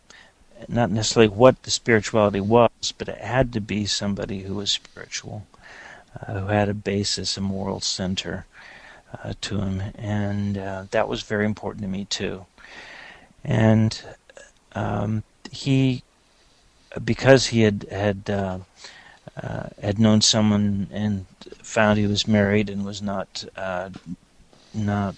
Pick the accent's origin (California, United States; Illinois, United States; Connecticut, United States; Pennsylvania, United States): California, United States; Los Angeles; moved away; I grew up in Los Angeles